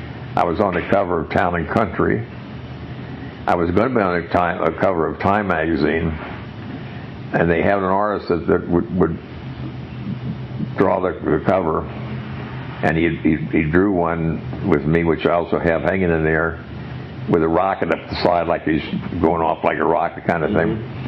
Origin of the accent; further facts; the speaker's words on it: San Angelo, Texas, United States; It's my hometown, my home club.